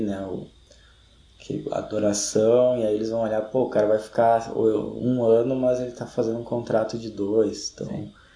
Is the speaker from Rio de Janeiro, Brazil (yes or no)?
no; Gaúcho, Rio Grande do Sul, Brazil; a gente é gaúcho, talvez não seja um parâmetro muito bom, mas a gente tem invernos é, rigorosos